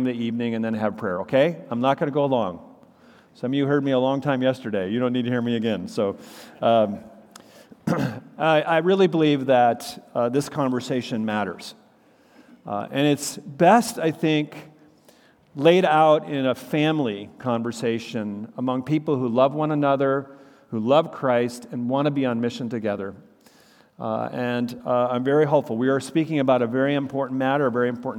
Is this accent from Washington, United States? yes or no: no; Minnesota, United States; moved away; we're both from Minnesota